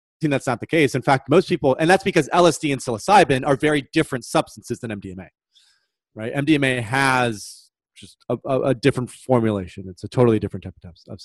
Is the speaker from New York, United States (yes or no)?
no; Michigan, United States; moved away; I'm from the Midwest in Michigan